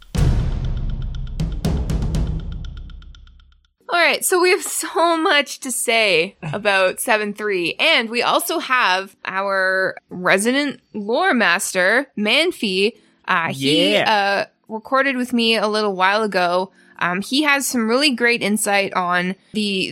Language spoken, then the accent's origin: English; Canada; moved away; I'm Canadian and we eat this thing. It's called Kraft Dinner